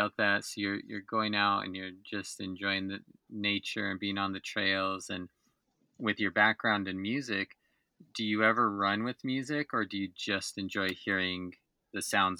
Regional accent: New York, United States; And again, going back to growing up in New York and being on the East Coast

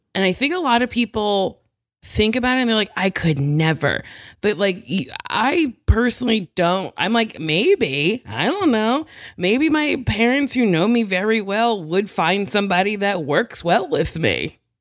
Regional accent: Middletown, New Jersey, United States; also born or lived in New York; now in Los Angeles, United States; Middletown. So, Monmouth County

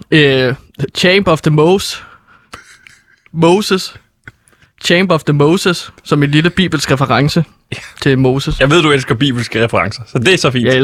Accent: Norway; Danish is a second language; det er fordi, at jeg er fra Norge, så min måde, når jeg prøver at snakke dansk, så går det lidt galt igen.

